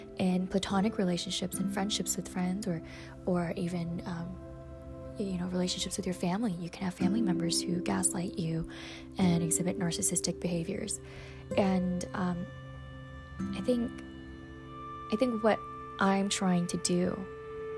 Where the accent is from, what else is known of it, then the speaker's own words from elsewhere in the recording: Michigan, United States; Growing up in the Midwest in Michigan